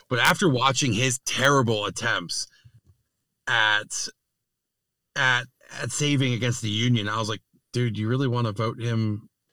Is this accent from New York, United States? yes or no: yes; New York, United States; as a New Yorker